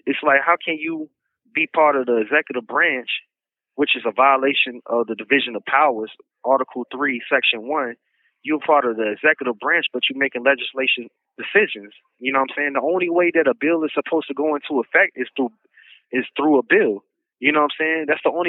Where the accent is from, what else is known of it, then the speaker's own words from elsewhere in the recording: Chicago, Illinois, United States; also born or lived in Virginia; know, I've been back and forth between Chicago and Virginia my whole life.